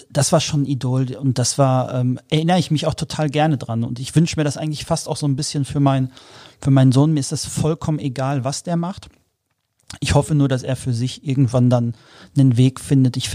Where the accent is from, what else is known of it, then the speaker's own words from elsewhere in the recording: Dortmund, North Rhine-Westphalia, Germany; ich bin, ich bin Kind des Pots, ich bin auf den Sportplätzen der Dortmunder Region groß geworden